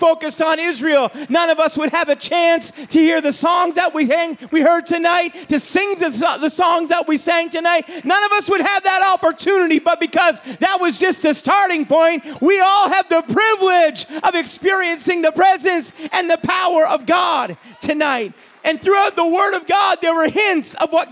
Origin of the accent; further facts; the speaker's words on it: New Brunswick, Canada; growing up in New Brunswick is that we, for a most part, for a long time, have been a monoculture community